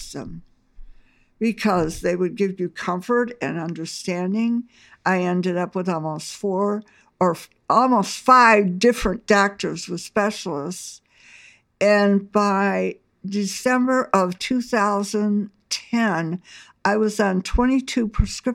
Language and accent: English; Batavia, Illinois, United States; also born or lived in Omaha, Nebraska; now in Aurora, United States; I was born and raised in Batavia